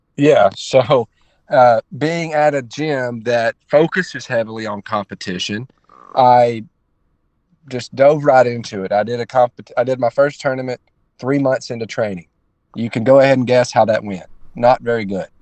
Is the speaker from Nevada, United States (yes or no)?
no; Northeast Alabama, United States; now in Daytona Beach, United States; I'm from I'm from Northeast Alabama. Like I said, I train in Daytona Beach, but I'm from just absolute rural Alabama.